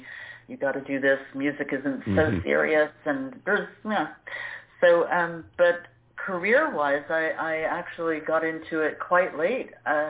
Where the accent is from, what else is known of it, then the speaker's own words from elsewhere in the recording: New York City, New York, United States; moved away as an adult; also born or lived in Florida; now in Zurich, Switzerland; I've been here longer than I've been in the States now. So I was born and raised in New York. I also lived in Florida. And I've been in Switzerland many, many, many years